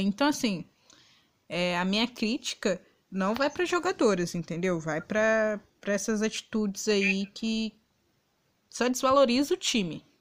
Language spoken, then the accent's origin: Portuguese; Minas Gerais, Brazil; campeonato mineiro, da minha terrinha aqui